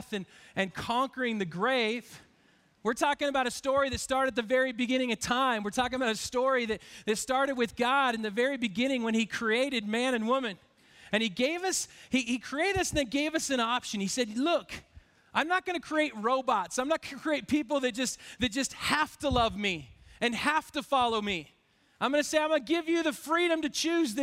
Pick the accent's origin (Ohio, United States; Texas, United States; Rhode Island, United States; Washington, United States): Washington, United States; Spokane; I grew up in Spokane